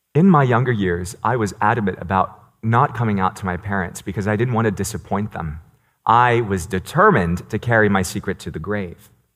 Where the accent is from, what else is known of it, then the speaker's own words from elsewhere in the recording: New York City, New York, United States; first language Cantonese; English is a second language; I was born in New York City, and I grew up speaking Cantonese. I learned English in preschool